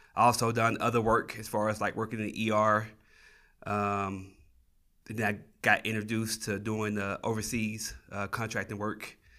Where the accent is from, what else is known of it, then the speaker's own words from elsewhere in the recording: Tennessee, United States; moved away as an adult; now in New Mexico, United States; I'm originally from Tennessee. I, uh, moved out to New Mexico in two thousand thirteen.